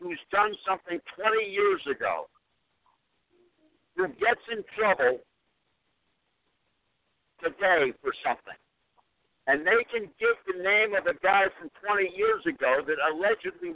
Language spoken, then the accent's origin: English; Scranton, Pennsylvania, United States; I'm originally from Scranton, Pennsylvania